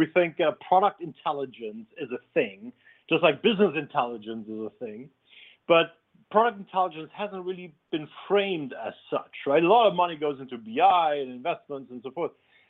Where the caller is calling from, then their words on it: London, United Kingdom; I'm calling in from London.